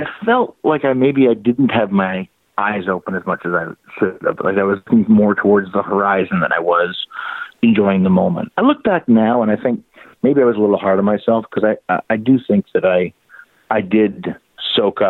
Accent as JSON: {"language": "English", "country": "Canada", "moved": "as an adult", "lives_now": "United States", "said": "I live in the States, but I'm being Canadian. I work all the time in Canada, and that's where my kids are and my parents are"}